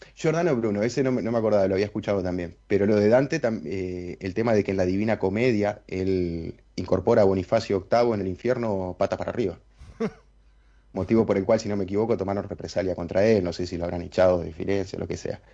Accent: Uruguay; A nosotros nos tratan como un país chiquitito, como lo que somos

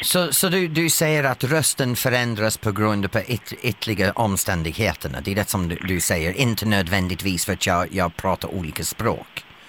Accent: England, United Kingdom; Swedish is a second language; moved away as an adult; now in Sweden; som invandrare till Sverige, jag har, ja. äh, även som engelsman

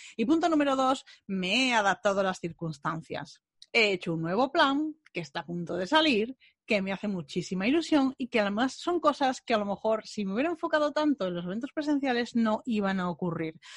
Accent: Bilbao, Basque Country, Spain; moved away; Me fui a Bilbao a ver a mi familia, a ver a mi tierra

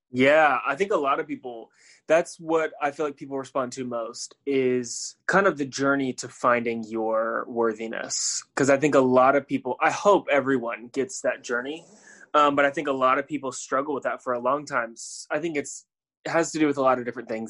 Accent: Tampa, Florida, United States; moved away as an adult; also born or lived in Chattanooga, Tennessee; I am from Tampa, Florida. I grew up, born and raised there

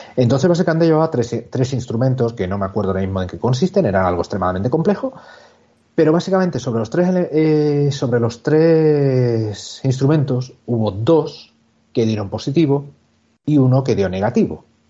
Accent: Cádiz, Andalusia, Spain; mi tierra, allí, en Cádiz

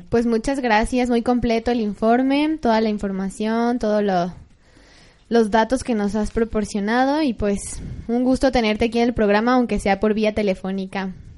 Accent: Uruapan, Michoacán, Mexico; yo soy de allá, Alex, yo soy de Uruapan, Michoacán.

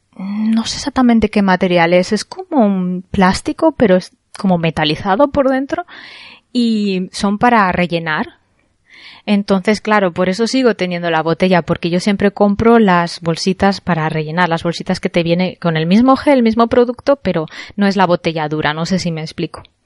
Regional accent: Spain; now in Japan; yo soy española

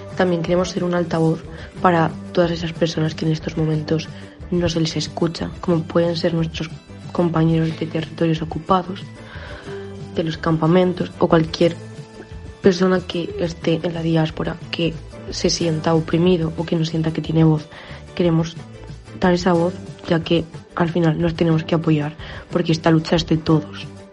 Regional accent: Spain; soy una joven española

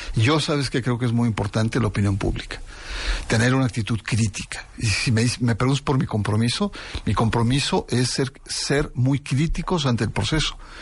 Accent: Mexico; Yo como mexicano

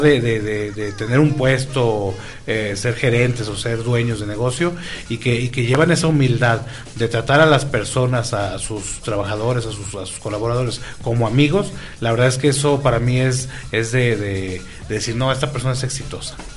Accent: Tijuana, Baja California, Mexico; moved away; yo soy de Tijuana, Baja California

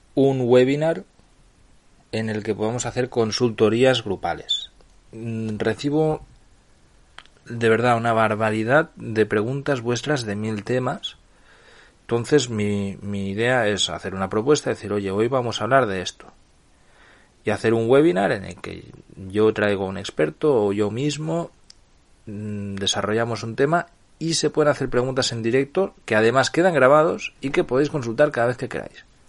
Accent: Barcelona, Catalonia, Spain; moved away as an adult; now in Nicaragua; yo soy nacido en Barcelona y tengo pasaporte español

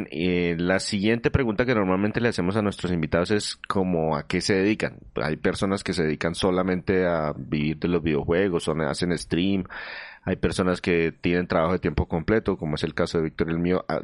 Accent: northwest Mexico, Mexico; Yo soy del noroeste de México.

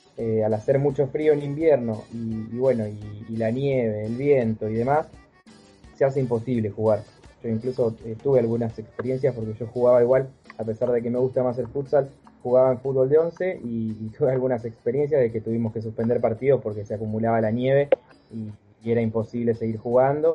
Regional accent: Ushuaia, Tierra del Fuego, Argentina; Nací en Ushuaia, Tierra del Fuego, en Argentina, la ciudad más austral del mundo

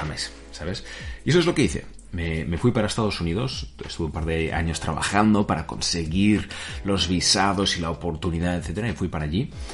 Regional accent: Spain; moved away as an adult; also born or lived in United States; nací, he nacido aquí en España

